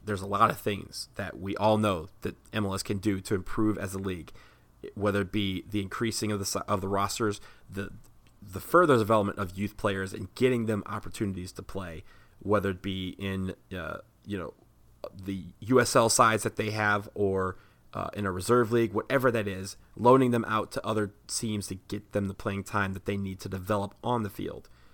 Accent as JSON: {"language": "English", "town": "Washington", "region": "District of Columbia", "country": "United States", "tie": "born or raised there", "said": "right here in DC, where I am from."}